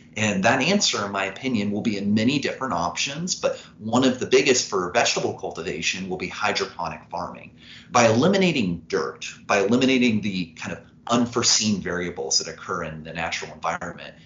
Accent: Evansville, Indiana, United States; I'm from Evansville, Indiana, which is the southernmost point of the state, right on the Kentucky border. And after growing up in this town

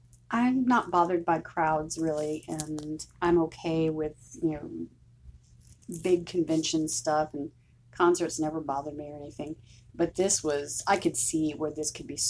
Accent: Houston, Texas, United States; I'm from Houston

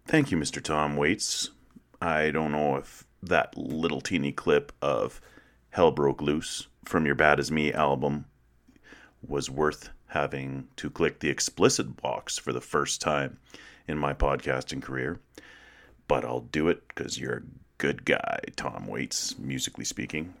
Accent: Western Canada, Canada; moved away; I grew up in a small prairie town, one like so many hundreds of others in Western Canada

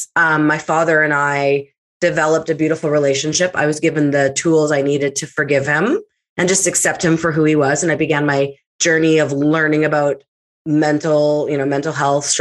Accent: Winnipeg, Manitoba, Canada; born and raised in Winnipeg, Manitoba, I am a child of divorce.

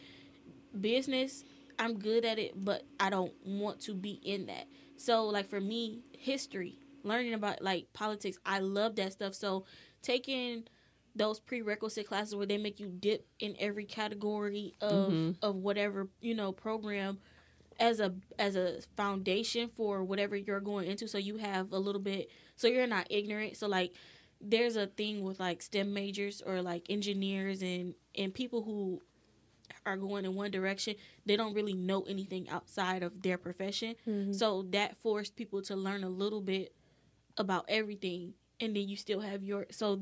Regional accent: Detroit, Michigan, United States; I grew up in Detroit, so it's like one big HBCU

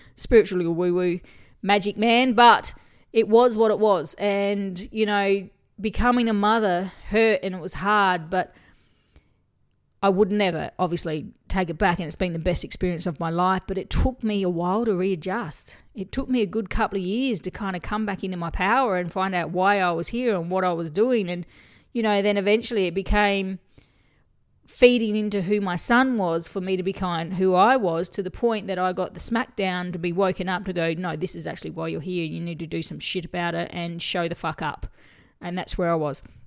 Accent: Australia; I'm from Australia

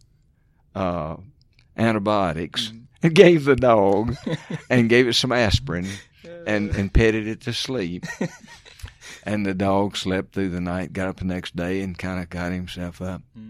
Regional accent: Mississippi, United States; I grew up in Mississippi

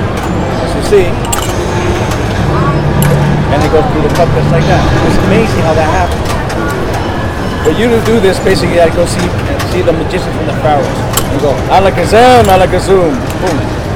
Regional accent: New York City, New York, United States; also born or lived in Puerto Rico; now in Kansas City, United States; from the Magic of Enigma. I am from Puerto Rico, raised in New York City, and now here in Boston, Kansas City.

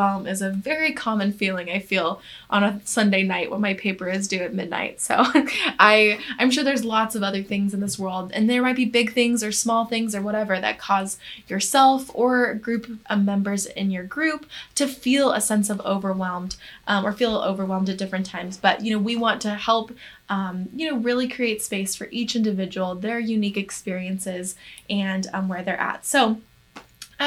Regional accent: the South, United States; I am from the South myself

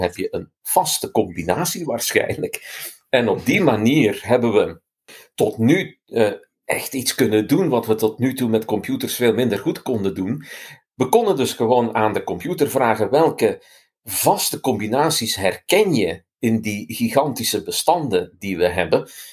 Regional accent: Flanders, Belgium; als Vlaming eh, had ik de eerste opdracht voor de vorige editie om het woordenboek minder Hollands te maken

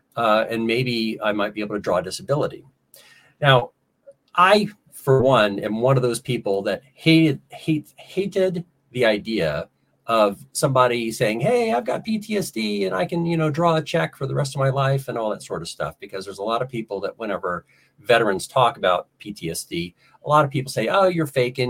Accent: Ohio, United States; also born or lived in South Carolina / Orlando, Florida; I grew up in Ohio.

